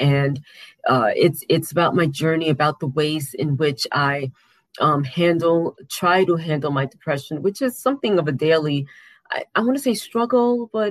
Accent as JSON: {"language": "English", "town": "New York City", "region": "New York", "country": "United States", "said": "I am from Queens, New York"}